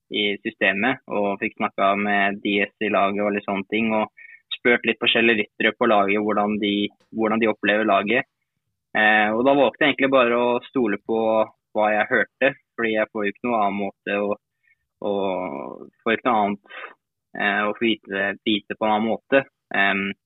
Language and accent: Norwegian; Norway; now in France; her hjemme i Norge